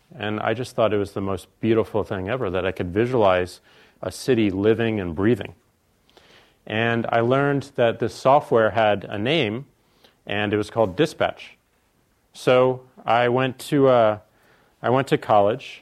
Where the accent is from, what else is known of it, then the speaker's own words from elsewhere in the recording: St. Louis, Missouri, United States; we're from St. Louis, so there's a lot of meat, meat and potatoes.